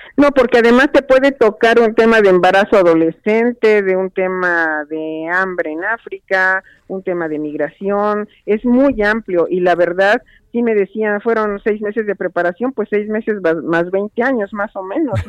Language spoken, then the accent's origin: Spanish; Mexico; soy una experta mexicana en el Comité CEDAW